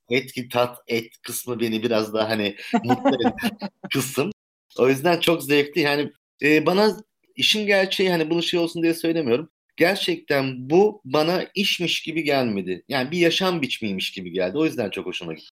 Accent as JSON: {"language": "Turkish", "region": "Istanbul", "country": "Turkey", "said": "1971 doğumluyum, İstanbulluyum"}